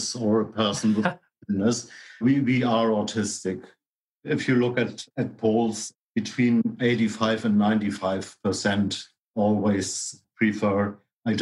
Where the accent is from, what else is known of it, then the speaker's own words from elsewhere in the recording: Hamburg, Germany; moved away as an adult; now in Sligo, Ireland; I was born in Hamburg in 64, moved to Sligo in my 30s, Sligo in Ireland